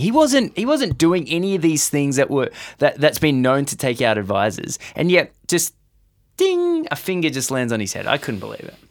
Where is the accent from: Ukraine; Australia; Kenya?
Australia; as an Australian